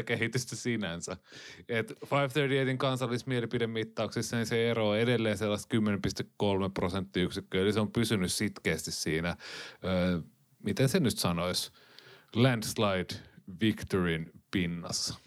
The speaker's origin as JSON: {"language": "Finnish", "country": "Finland"}